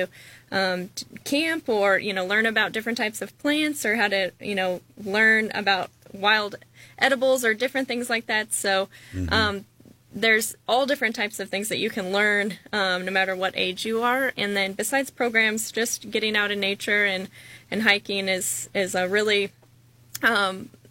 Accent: Kansas City, Missouri, United States; moved away as an adult; now in Cape Girardeau, United States; growing up in Kansas City, I grew up going to our Discovery Center

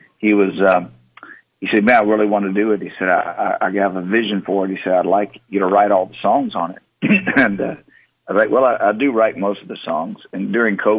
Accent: Texas, United States; the way I grew up in Texas

